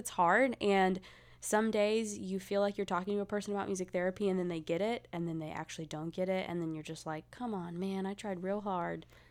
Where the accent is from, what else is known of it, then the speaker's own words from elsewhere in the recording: the South, United States; I'm from the South